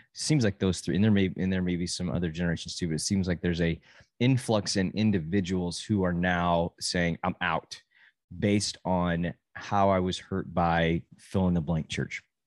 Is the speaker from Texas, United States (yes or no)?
yes; Amarillo, Texas, United States; moved away as an adult; I grew up in the same church from zero to eighteen, and then I moved from Amarillo and went to college